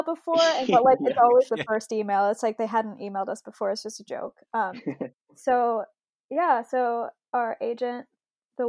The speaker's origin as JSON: {"language": "English", "town": "Springdale", "region": "Arkansas", "country": "United States", "tie": "born or raised there", "also_born_or_lived": "New York", "moved": "as an adult", "said": "I grew up in Springdale, Arkansas"}